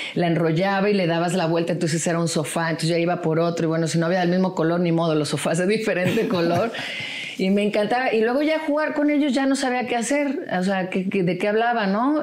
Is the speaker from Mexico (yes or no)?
yes; Puerto Vallarta, Jalisco, Mexico; moved away; also born or lived in Guadalajara; nací en Guadalajara, pero en realidad me crié en Puerto Vallarta